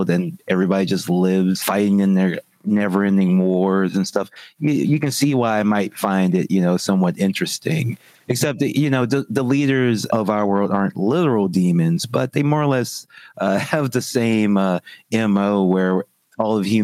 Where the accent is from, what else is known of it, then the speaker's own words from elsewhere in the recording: Louisiana, United States; moved away; I'm from Louisiana